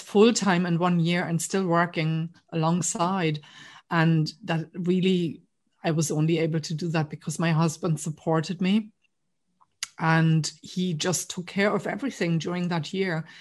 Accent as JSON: {"language": "English", "region": "East Germany", "country": "Germany", "tie": "born or raised there", "moved": "as an adult", "lives_now": "Ireland", "said": "I grew up in East Germany. So I grew up behind the wall."}